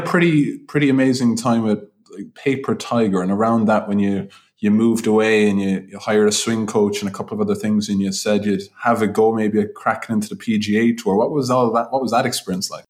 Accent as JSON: {"language": "English", "town": "Limerick", "region": "Munster", "country": "Ireland", "moved": "yes", "lives_now": "Dublin, Ireland", "said": "I'm a Limerick man"}